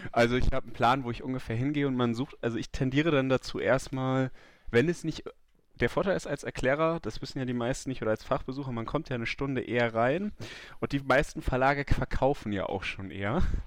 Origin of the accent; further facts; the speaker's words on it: Germany; als Deutscher